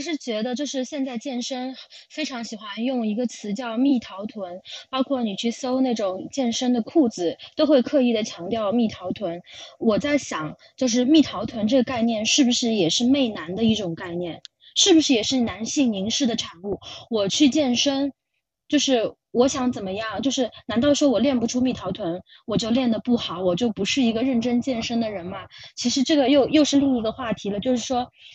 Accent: China; moved away; also born or lived in United Kingdom; 以我们中国人的标准来说

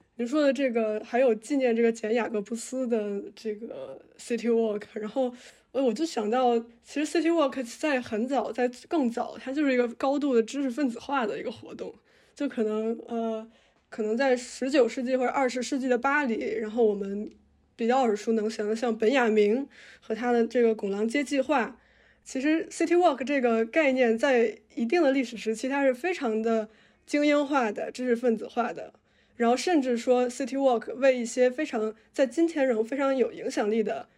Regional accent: Tianjin, China; 我小时候生活在天津，然后天津是一个其实，呃，地铁开发比较早的城市

